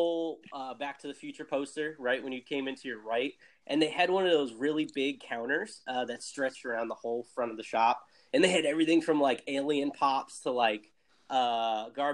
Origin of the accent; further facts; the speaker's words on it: New Jersey, United States; So I grew up in New Jersey